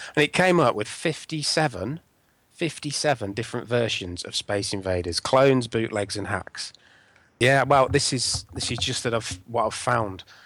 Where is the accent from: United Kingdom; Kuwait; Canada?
United Kingdom; Northamptonshire, East Midlands; I grew up in Northamptonshire